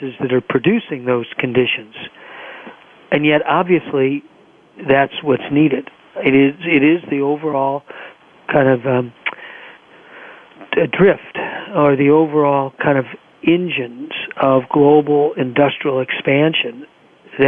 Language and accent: English; Los Angeles, California, United States; growing up in Los Angeles